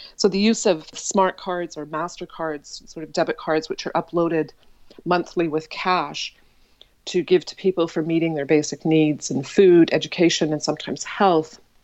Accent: Saskatoon, Saskatchewan, Canada; I was born in Saskatoon, Saskatchewan, which is midwest of Canada, into a Baha'i family

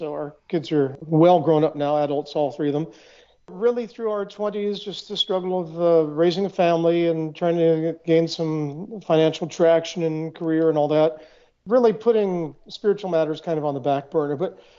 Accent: Seattle, Washington, United States; I grew up in Seattle, Washington.

